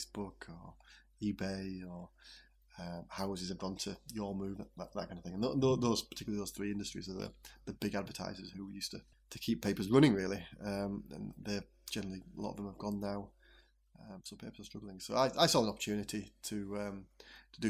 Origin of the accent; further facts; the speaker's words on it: Wensleydale, Yorkshire and the Humber, United Kingdom; also born or lived in Northamptonshire; I was born in Wensleydale and lived here the majority of my life